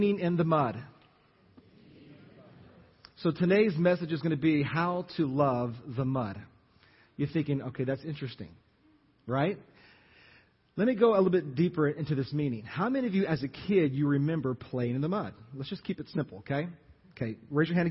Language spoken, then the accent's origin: English; Jennings, Louisiana, United States; moved away as an adult; also born or lived in Lafayette, Louisiana; you know where Jennings is. That's my hometown